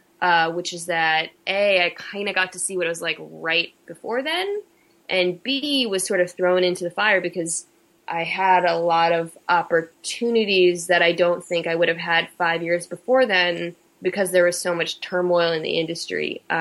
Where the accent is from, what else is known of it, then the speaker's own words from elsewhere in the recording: Nebraska, United States; born there; my father was in the military, so I lived at a lot of places. I was born in Nebraska and Offutt Air Force Base